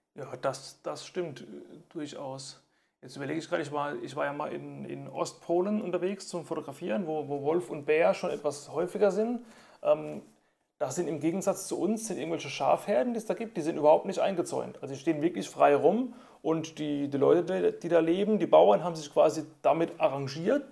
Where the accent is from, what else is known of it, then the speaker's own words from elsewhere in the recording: Germany; bei uns in Deutschland